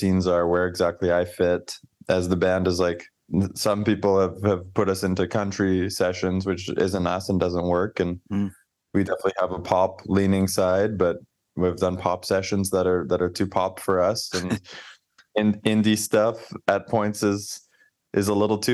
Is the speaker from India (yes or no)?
no; Canada; as a Canadian